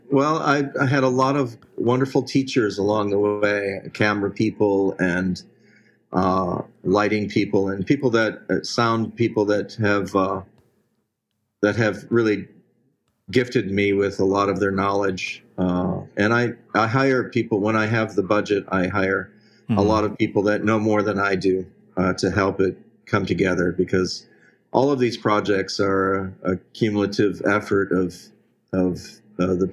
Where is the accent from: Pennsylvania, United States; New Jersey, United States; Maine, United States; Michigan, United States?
Michigan, United States; Detroit; moved away as an adult; Well, I, I uh, was born and, and raised in uh, Detroit, Michigan. And, uh, but I pretty much escaped there as soon as I was legally able to do so.